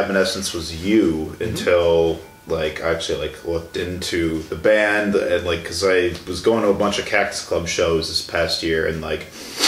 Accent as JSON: {"language": "English", "town": "Chicago", "region": "Illinois", "country": "United States", "said": "I'm from Chicago."}